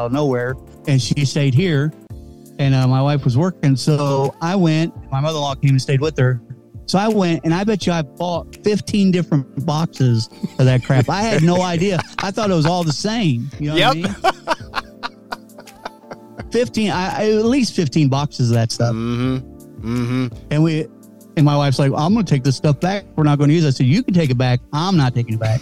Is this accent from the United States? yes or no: yes; Kentucky, United States; I'm from Kentucky